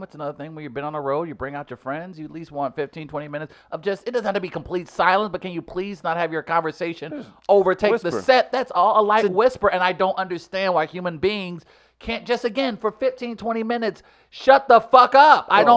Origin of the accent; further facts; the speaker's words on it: New York, United States; moved away; my hometown of New York